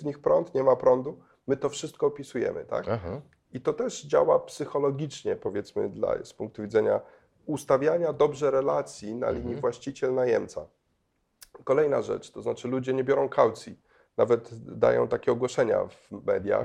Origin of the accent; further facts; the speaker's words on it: Poland; also born or lived in Kenya (half Kenyan ancestry)